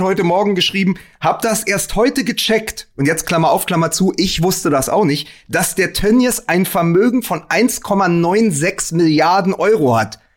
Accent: Berlin, Germany; als Berliner

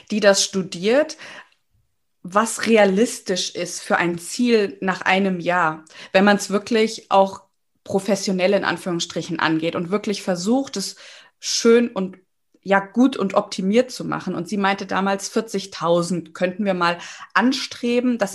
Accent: Giessen, Hesse, Germany; Ja, hallo. Also … ich komme aus Gießen, bin 32 Jahre alt, bin zweifache Mama von zwei Töchtern

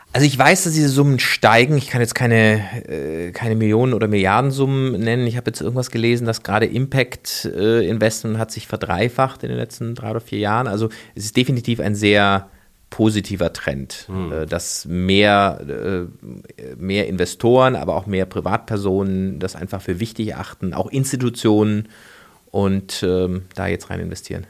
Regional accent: Freiburg, Baden-Württemberg, Germany; ich komme aus Freiburg, äh, das ist ja so eine, so eine Ökostadt

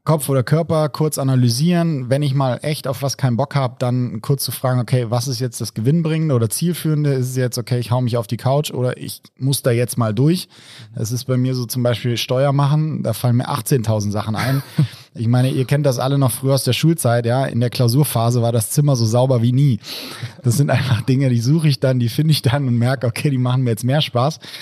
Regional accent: Rhine-Main area, Germany; Ich komme aus dem Rhein-Main-Gebiet

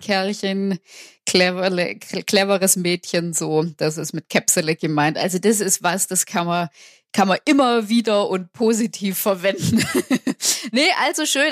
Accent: Swabia, Germany; accent: Swabian; ich bin Schwäbin, ich kann Schwäbisch

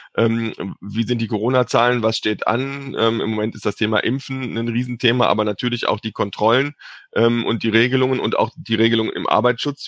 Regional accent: Cologne, North Rhine-Westphalia, Germany; ich komme aus Köln

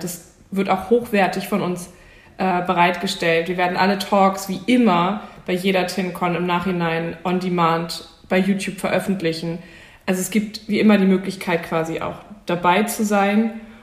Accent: Hamburg, Germany; für mich ganz persönlich als Hamburgerin

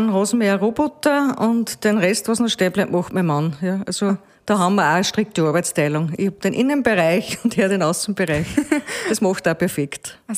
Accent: Schenkenfelden, Upper Austria, Austria; ich bin, ähm, äh, komme aus Müllviertel, gebürtiger Schenkenföhn, bin 50 Jahre

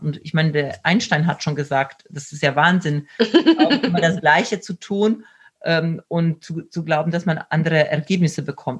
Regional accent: Poland; moved away; ich komme selbst aus Polen

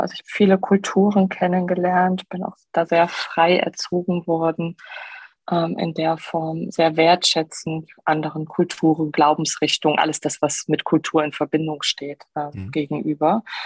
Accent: Heinsberg, North Rhine-Westphalia, Germany; also born or lived in Aachen; Ich bin groß geworden bei Heinsberg

